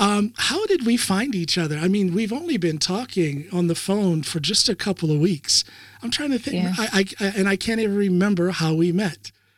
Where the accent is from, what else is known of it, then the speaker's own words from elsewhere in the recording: United States; now in Norway; And so I tell them I'm from the United States.